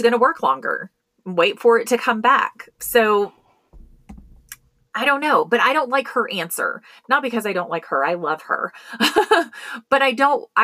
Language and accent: English; Colorado, United States; I manage several plans for companies here in my home state of Colorado.